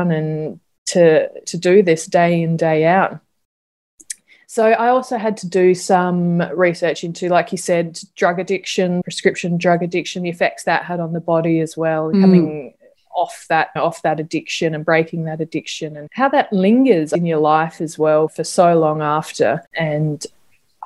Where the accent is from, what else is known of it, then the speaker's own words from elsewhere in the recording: South Australia, Australia; I'm from South Australia